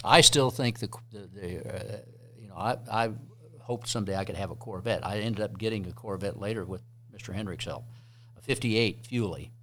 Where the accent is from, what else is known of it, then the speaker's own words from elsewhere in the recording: Midwest, United States; I grew up in the Midwest